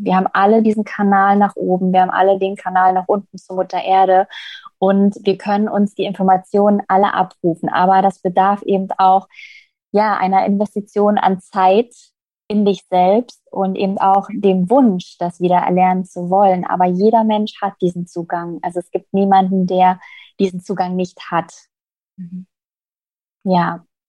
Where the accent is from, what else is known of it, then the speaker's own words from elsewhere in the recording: Berlin, Germany; ich bin jetzt gerade in Berlin, ein Berliner Madel